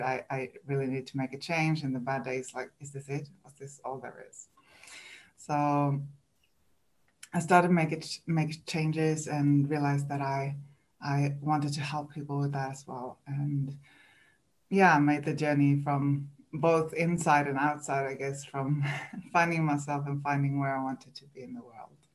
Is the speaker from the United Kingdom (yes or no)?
no; Sweden; English is a second language; moved away as an adult; now in New Zealand; English is not my first language. I'm from Sweden